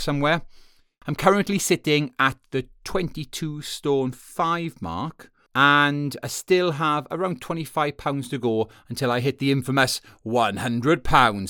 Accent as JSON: {"language": "English", "region": "Wales", "country": "United Kingdom", "moved": "yes", "said": "I'm from Wales originally."}